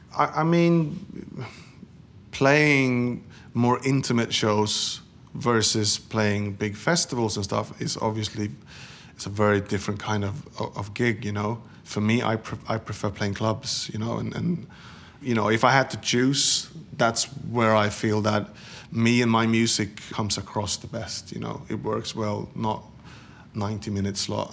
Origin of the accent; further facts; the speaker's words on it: Sweden; moved away as an adult; Growing up in Sweden in the 70s and 80s